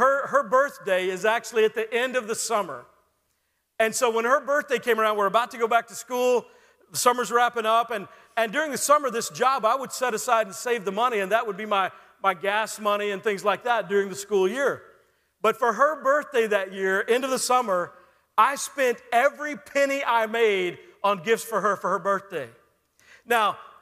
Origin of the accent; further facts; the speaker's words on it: Texas, United States; When I was in high school, I grew up in Texas